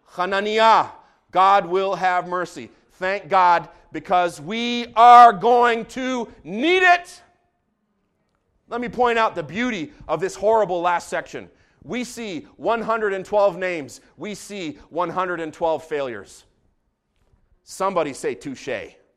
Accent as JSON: {"language": "English", "town": "Jerusalem", "region": "Jerusalem District", "country": "Israel", "tie": "born or raised there", "moved": "yes", "said": "I grew up in Jerusalem."}